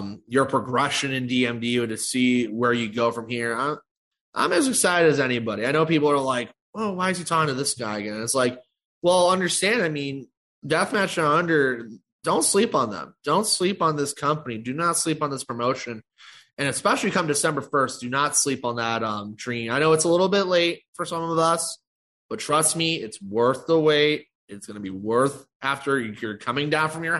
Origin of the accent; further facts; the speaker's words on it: Chicago, Illinois, United States; Chicago, my hometown